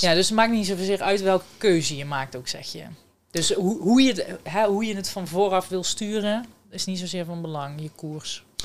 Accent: Someren, North Brabant, Netherlands; moved away as an adult; now in Eindhoven, Netherlands; Ik kom eh, officieel uit Zomeren.

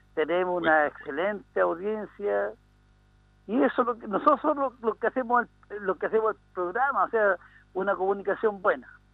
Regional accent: Chile; yo soy chileno

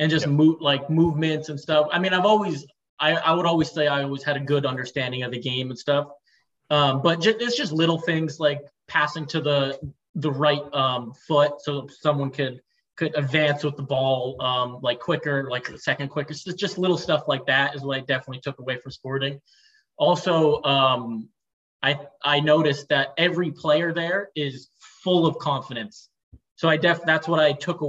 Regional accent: United States; also born or lived in Portugal; now in Italy; as an American

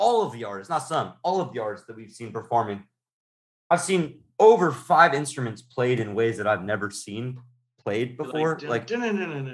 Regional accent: California, United States; we're all from California in general

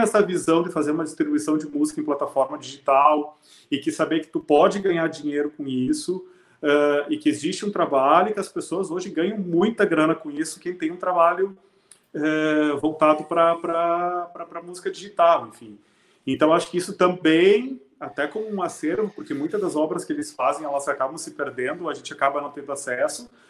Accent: Serafina Corrêa, Rio Grande do Sul, Brazil; moved away as an adult; now in Porto Alegre, Brazil; Eu sou de Serafina Corrêa, uma cidade que na, na época tinha 10 mil habitantes, agora tem um pouco mais

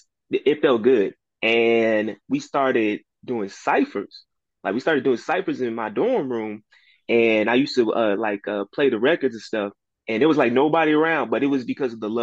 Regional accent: Houston, Texas, United States; born or raised there

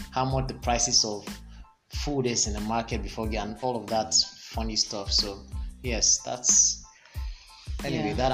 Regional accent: Delta, Nigeria; I'm from Delta State.

